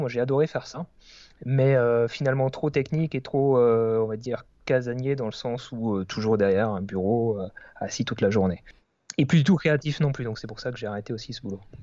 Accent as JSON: {"language": "French", "area": "Alsace", "region": "Grand Est", "country": "France", "said": "j'habite en Alsace, je suis originaire d'Alsace, donc dans l'est de la France"}